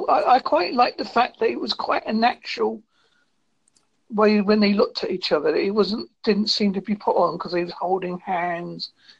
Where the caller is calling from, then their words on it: Holsworthy, South West England, United Kingdom; I'm calling from United Kingdom, a place called Holsworthy in Devon.